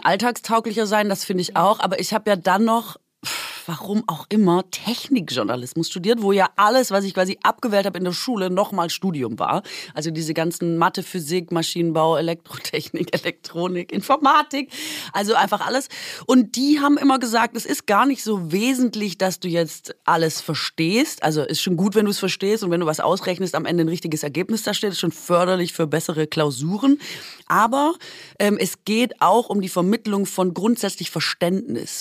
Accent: Swabia, Baden-Württemberg, Germany; als Schwäbin

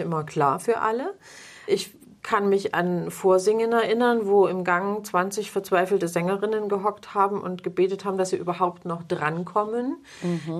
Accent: Plauen, Saxony, Germany; war damals noch in, in Plauen, wo ich geboren bin

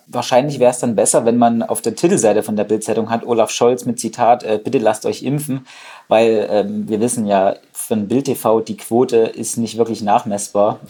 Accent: Saxony, Germany; ich komme ja aus Sachsen

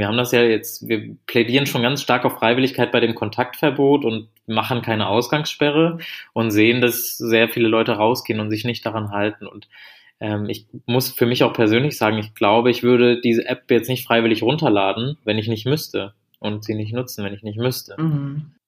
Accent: Germany; als Deutsche

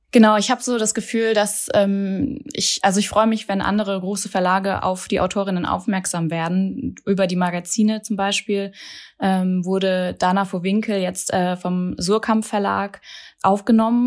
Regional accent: Hesse, Germany; moved away as an adult; now in Berlin, Germany; bin gebürtige Hessin und genau, wohne seit zehn Jahren hier

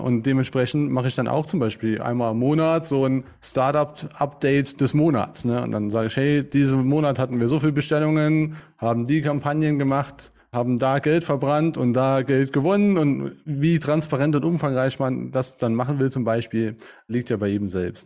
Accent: St. Wendel, Saarland, Germany; Ich komme aus St. Wendel, hier im schönen Saarland

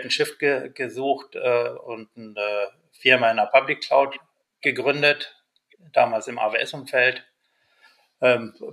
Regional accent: Hanover, Lower Saxony, Germany; now in Munich, Germany; bin bin äh, echter Niedersachse, also sprich Hannoveraner in München. Heute lebe ich in München

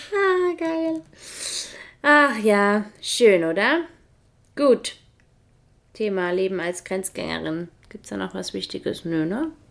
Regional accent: Germany; moved away as an adult; also born or lived in Switzerland; now in Feldkirch, Austria

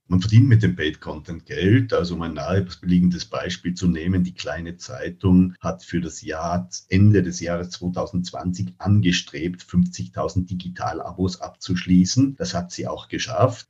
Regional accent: Tyrol, Austria; ich bin gebürtiger Tiroler

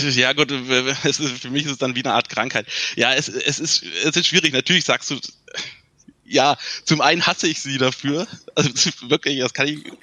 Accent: Thuringia, Germany; ich komme aus Thüringen, also aus dem Osten

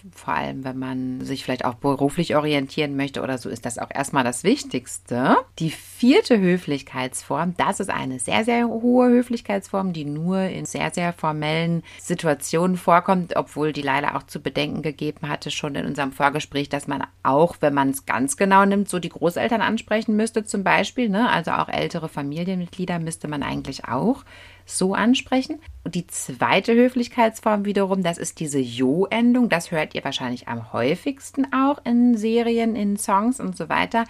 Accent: Germany; bei uns in Deutschland

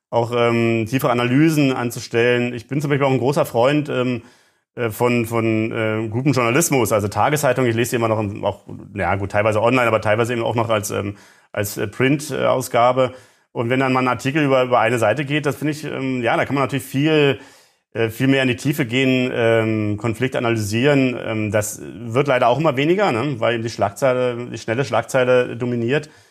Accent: East Germany, Germany; ich komme selber aus der DDR und ähm, ähm, kenne diese, diese Gewissensbisse auch

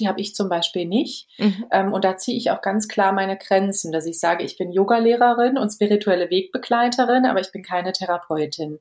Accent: Germany; bei uns in Deutschland

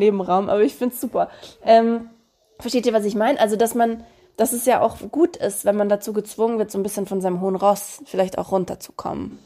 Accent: Romania; now in Germany; meine Kindheit in Rumänien

